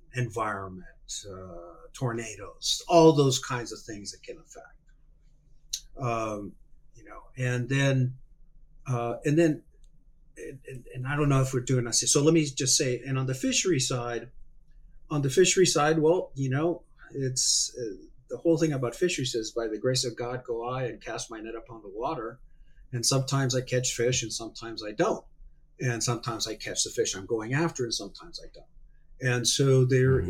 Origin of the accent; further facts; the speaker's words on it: Hermosillo, Sonora, Mexico; I was born and raised in Mexico. I grew up in Hermosillo, Sonora